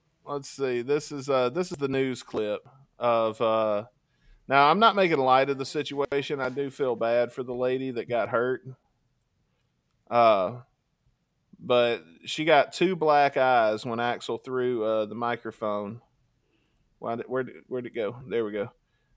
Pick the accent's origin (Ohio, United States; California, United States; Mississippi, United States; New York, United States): Mississippi, United States; when I was a kid growing up in Mississippi